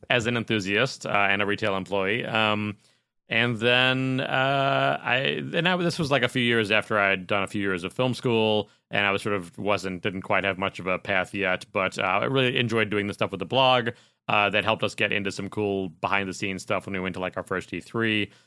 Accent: Chicago, Illinois, United States; moved away as an adult; now in California, United States; growing up in Chicago, that's where I was working at E B

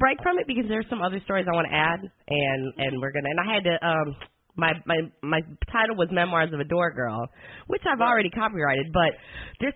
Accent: Detroit, Michigan, United States; I'm from Detroit.

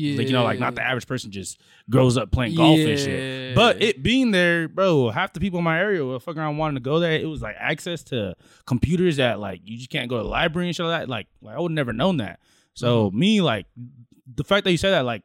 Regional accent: Anaheim, California, United States; I grew up like near the Tiger Woods Learning Center

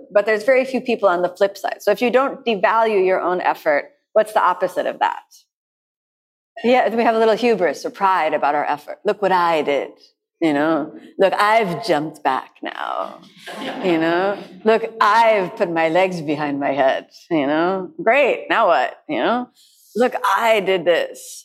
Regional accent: United States; I'm from the United States, so I grew up with this wall of peanut butter.

